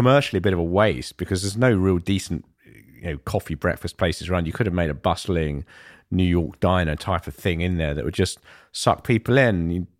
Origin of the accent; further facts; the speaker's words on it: London, United Kingdom; And I grew up in East London, so I'm familiar with that part of town.